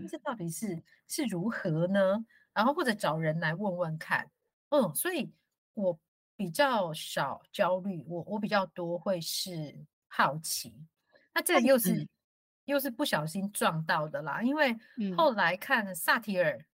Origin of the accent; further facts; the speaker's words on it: Taiwan; 我是因为在乡下长大